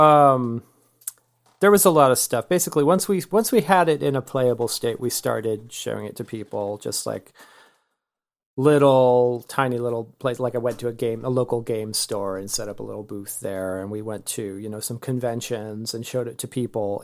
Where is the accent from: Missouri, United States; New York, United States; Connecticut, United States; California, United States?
California, United States; now in Austin, United States; I'm from California originally